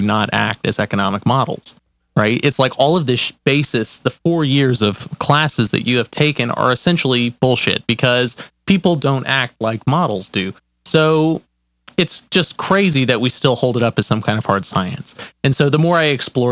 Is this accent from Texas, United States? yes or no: no; Atlanta, Georgia, United States; I'm 27 years old from Atlanta, Georgia.